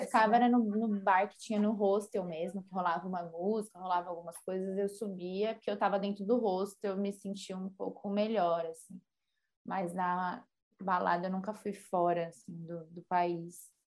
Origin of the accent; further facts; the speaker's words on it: Brazil; a gente é brasileira